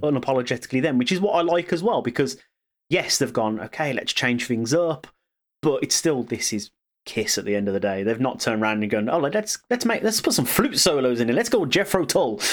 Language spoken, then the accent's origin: English; Birmingham, West Midlands, United Kingdom; I'm from Birmingham.